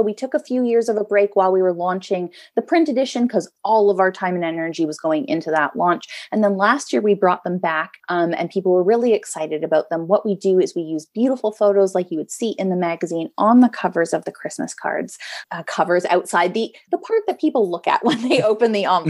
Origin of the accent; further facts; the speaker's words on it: West Coast, United States; now in East Coast, United States; I grew up on the West Coast.